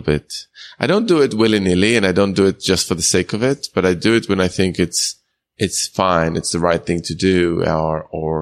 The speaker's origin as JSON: {"language": "English", "town": "Jerusalem", "region": "Jerusalem District", "country": "Israel", "tie": "born or raised there", "said": "I grew up in Israel, but they're from European descent. My dad is Italian. My mom's German"}